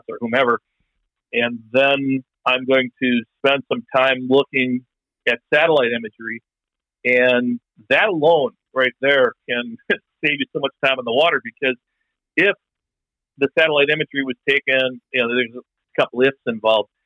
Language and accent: English; West Bend, Wisconsin, United States; I grew up in West Bend, Wisconsin, which is north of Milwaukee